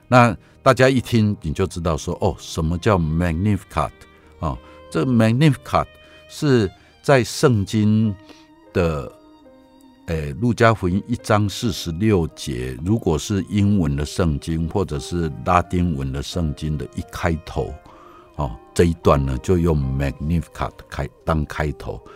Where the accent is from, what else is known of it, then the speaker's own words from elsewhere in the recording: Taiwan; 我从台湾来